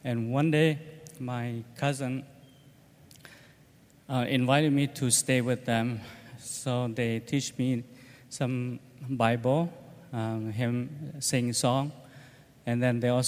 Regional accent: Laos; moved away; We are from Laos, but we are Hmong, from the mountain of Laos

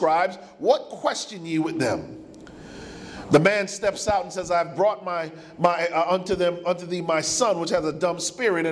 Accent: United States; My parents are from the island of Jamaica. I was born in the States

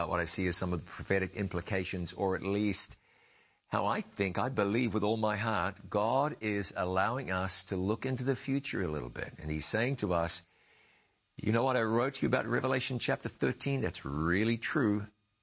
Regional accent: Ngāruawāhia, Waikato, New Zealand; grew up on the banks of the Waikato River

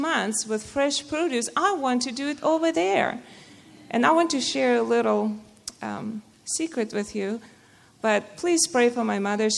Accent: Russia; moved away; I come from Russia, and I grew up in a Muslim family

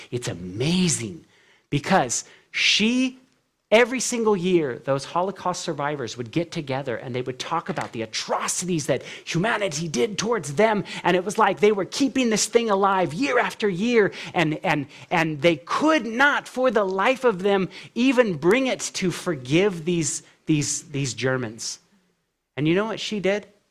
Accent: California, United States; now in Tennessee, United States; I'm from California through and through. When I moved to Tennessee

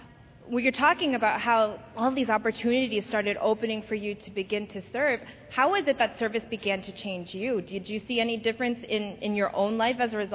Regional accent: Berrien Springs, Michigan, United States; Andrews University, as many of you know, is located in the tiny village of Berrien Springs. I'm very familiar with that town. It's my hometown where I grew up. My parents still live there.

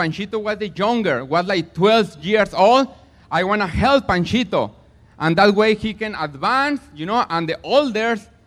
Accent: Mexico; now in Platina, United States; I am from Mexico, but I live in Platina

